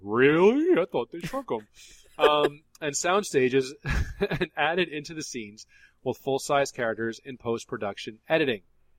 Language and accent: English; Florida, United States; I'm from Florida, and we have hurricanes